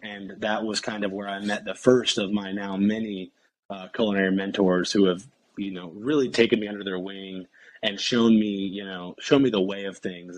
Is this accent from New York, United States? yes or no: no; Indianapolis, Indiana, United States; moved away as an adult; I'm from basically the south side of Indianapolis, kind of like a small suburb uh, on the south side of Indianapolis. And I kind of stayed there forever